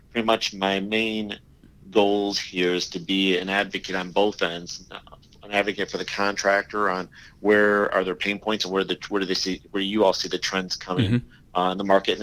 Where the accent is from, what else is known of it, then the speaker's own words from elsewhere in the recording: Detroit, Michigan, United States; I was born and raised in Metro Detroit